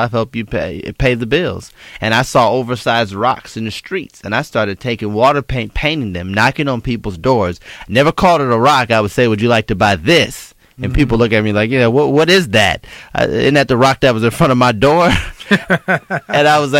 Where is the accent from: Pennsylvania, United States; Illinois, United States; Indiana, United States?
Illinois, United States; Chicago; growing up in Chicago in the Robert Taylor Projects